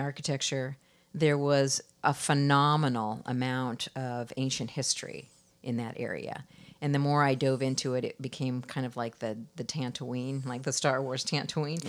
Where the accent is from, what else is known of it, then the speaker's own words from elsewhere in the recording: Iowa, United States; also born or lived in Florida; now in Washington, United States; I'm from the Midwest. I grew up uh, in Iowa